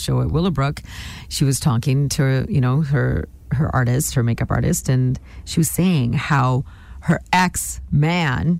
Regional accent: Nanaimo, British Columbia, Canada; moved away; also born or lived in Lower Mainland; I'm from Nanaimo.

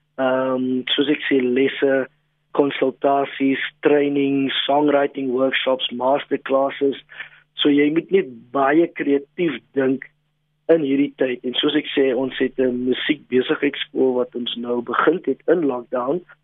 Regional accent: Western Cape, South Africa; first language Afrikaans; my moedertaal is Afrikaans, grootgeword in die Kaap, 'n um, bietjie rondgetrek

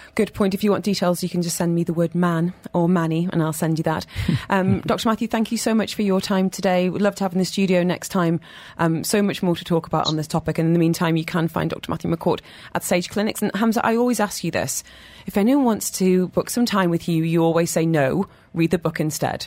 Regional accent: United Kingdom; I'm British

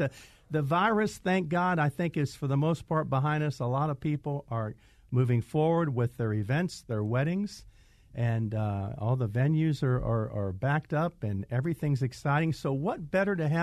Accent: Greece; being a Greek. So Greek weddings are very, as we say, akliva, which means expensive in Greek.

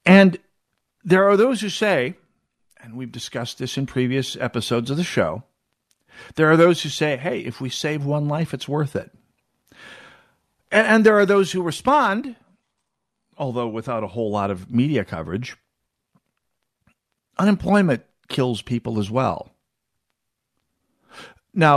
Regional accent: North Dakota, United States; now in Minnesota, United States; my home state of North Dakota

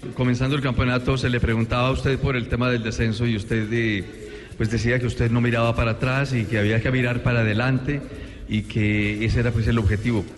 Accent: Manizales, Caldas, Colombia; la ciudad de Manizales, donde yo nací

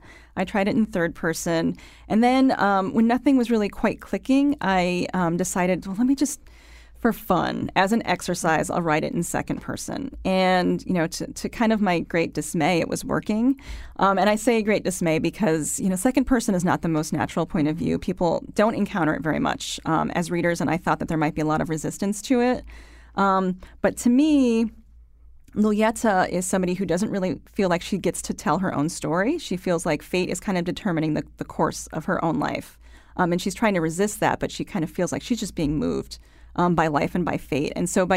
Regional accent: Connecticut, United States; So when I say I'm from Connecticut, people say, oh, and they kind of shake their head because they think they know where I'm coming from.

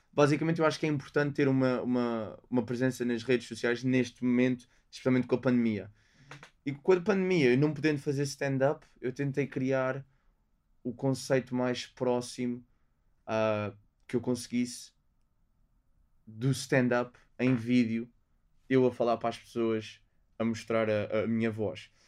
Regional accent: Portugal; moved away as an adult; also born or lived in London; isto é o meu país, isto é onde eu cresci

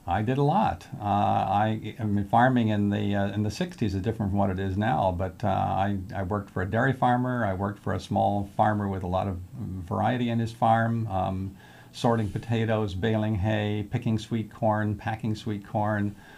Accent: Philadelphia, Pennsylvania, United States; moved away; I grew up, uh, mostly on the East Coast in the Philadelphia area

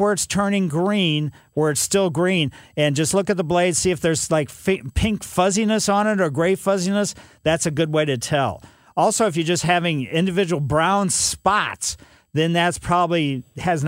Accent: Ellisville, United States; As a kid growing up in Ellisville

